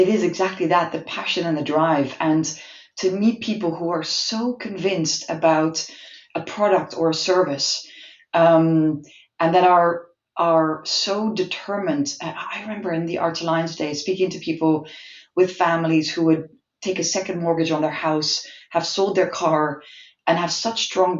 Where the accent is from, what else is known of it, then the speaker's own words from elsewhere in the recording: Malaysia; born there; And because I was born in Malaysia and we have a bit of family history in Asia